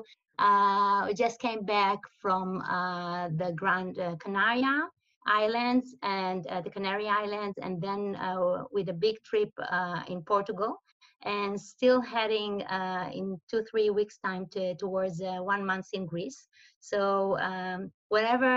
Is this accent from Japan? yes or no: no; Israel; moved away as an adult; also born or lived in Tel Aviv; now in Switzerland; I'm originally from Israel